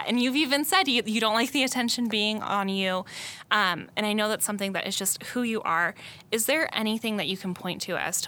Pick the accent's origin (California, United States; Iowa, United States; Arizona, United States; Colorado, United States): Arizona, United States; Peoria; I also grew up in the district